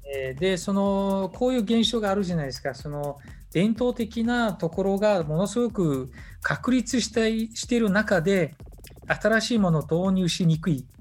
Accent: Mongolia; モンゴル人としての遊牧というものを大事にする

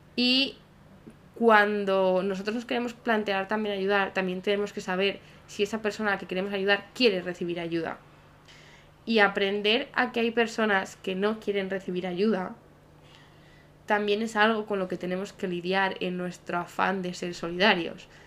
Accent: Salamanca, Castile and León, Spain; Salamanca, que es de donde yo soy

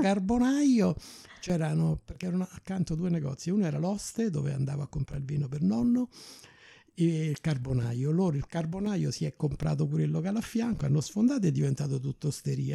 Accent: Rome, Lazio, Italy; moved away as an adult; also born or lived in Cape Town; io pure so della Garbatella

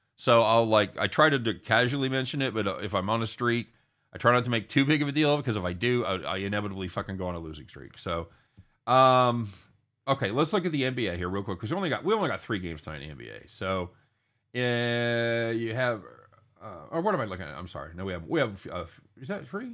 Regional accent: United States; as an American

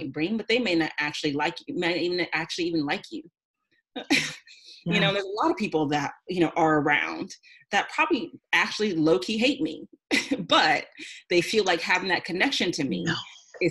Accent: Houston, Texas, United States; moved away as an adult; also born or lived in California; I grew up in Houston.

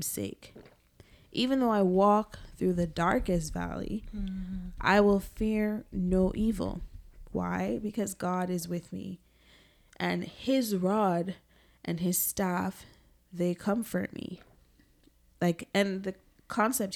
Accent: Jamaica; growing up in Jamaica

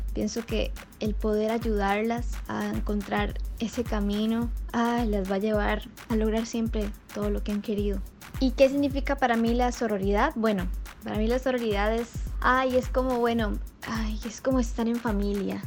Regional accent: Cañas, Guanacaste, Costa Rica; soy de Cañas, Guanacaste

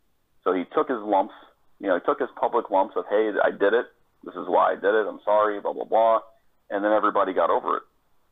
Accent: Florida, United States; moved away as an adult; also born or lived in Colorado; I grew up down here in Florida

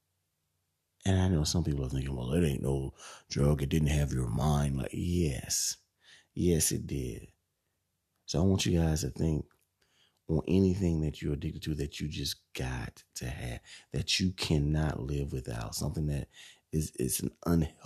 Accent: Bishopville, South Carolina, United States; also born or lived in Camden, South Carolina; I grew up in Bishopville, like I said, for 16 years.

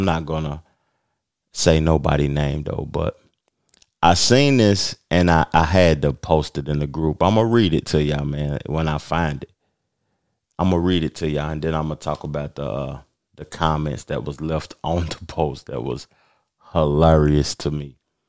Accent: Knoxville, Tennessee, United States; now in the Carolinas, United States; I'm from the South. I'm from Tennessee, but I currently live in the Carolinas.

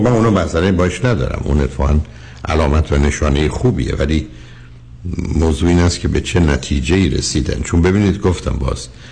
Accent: Shiraz, Fars, Iran; ما شیرازی ها میزنیم

